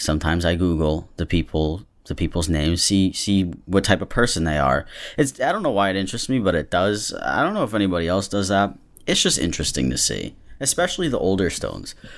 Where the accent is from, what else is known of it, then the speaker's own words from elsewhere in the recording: Massachusetts, United States; I'm from Massachusetts